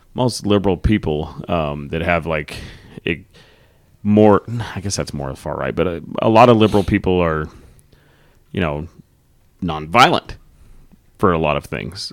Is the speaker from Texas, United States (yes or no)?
yes; Texas, United States; growing up in Texas